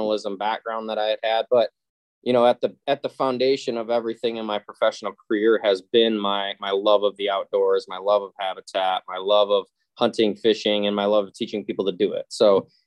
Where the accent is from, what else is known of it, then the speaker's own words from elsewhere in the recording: Mesick, Michigan, United States; I am from Northern Michigan, a small town called Meesick. It's south of Traverse City.